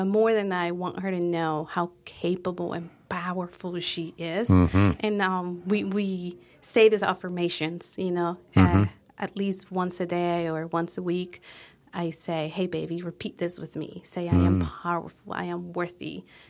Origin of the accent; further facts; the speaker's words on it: Colombia; So like I said, we are originally from Colombia.